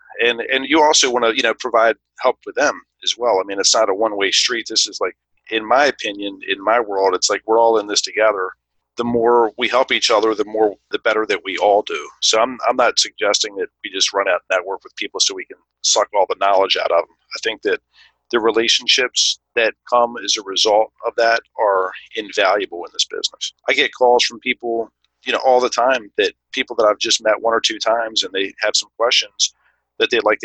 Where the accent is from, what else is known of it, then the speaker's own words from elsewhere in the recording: Baltimore, Maryland, United States; I grew up in Baltimore, in the Baltimore area, so I'm very familiar with the city